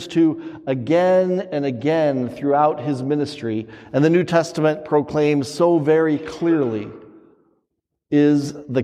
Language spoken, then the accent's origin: English; southeast Wyoming, United States; moved away as an adult; now in Wisconsin, United States; I'm from Wyoming, and if you're in Wyoming, nothing grows. Nothing grows. If you've been there, especially the Red Desert or the southeast corner where I'm from